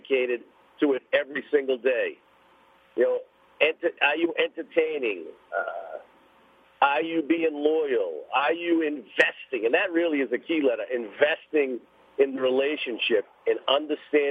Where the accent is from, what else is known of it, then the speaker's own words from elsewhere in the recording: Boston, Massachusetts, United States; I grew up in East Boston. I'm an inner city kid